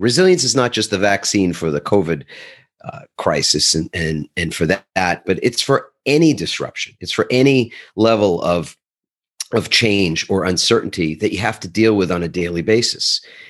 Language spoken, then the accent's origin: English; New York, United States; And I'm originally from the East Coast of the United States, New York. And as my brethren from that area would probably say